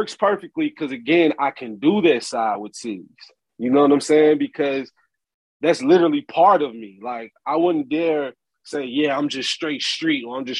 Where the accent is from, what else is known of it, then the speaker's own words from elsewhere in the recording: Memphis, Tennessee, United States; accent: Memphis; also born or lived in Los Angeles; I'm from Memphis.